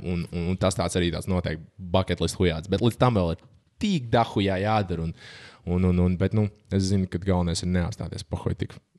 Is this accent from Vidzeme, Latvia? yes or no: no; Valdemārpils, Kurzeme, Latvia; es pats tur nāku no Valdemāra pilsētas, tāds maza pilsēta